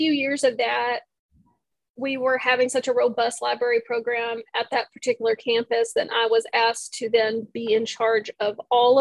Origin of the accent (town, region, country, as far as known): Texas, United States; born or raised there